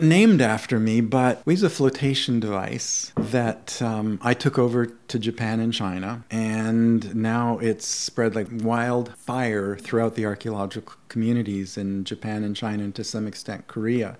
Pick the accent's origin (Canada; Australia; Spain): Canada; I grew up in Canada, going through the school system here in elementary school